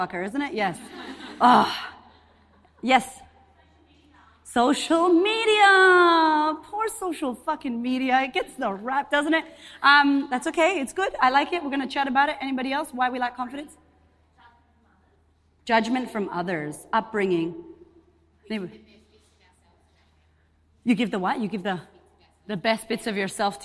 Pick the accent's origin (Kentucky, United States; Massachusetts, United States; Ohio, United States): Massachusetts, United States; Boston; moved away as an adult; also born or lived in Puerto Rico; now in Australia; I'm Puerto Rican. I'm from Boston originally, and I've been in Australia 9 years